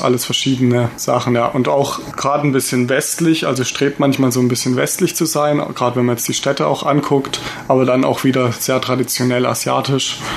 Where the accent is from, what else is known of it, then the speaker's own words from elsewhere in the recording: Germany; als Deutscher